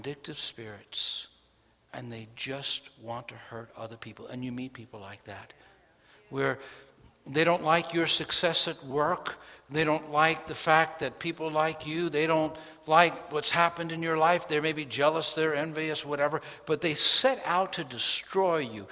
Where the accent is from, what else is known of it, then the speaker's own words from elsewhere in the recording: New York City, New York, United States; When I grew up in New York City, we had an alley and we actually had a yard